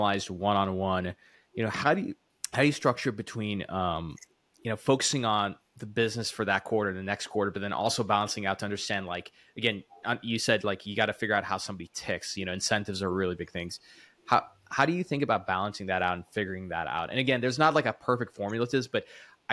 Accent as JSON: {"language": "English", "region": "the South", "country": "United States", "said": "I'm from the South"}